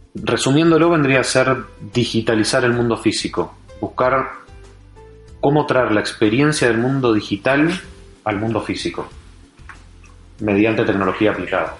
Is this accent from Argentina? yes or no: yes; Argentina; Yo soy de Argentina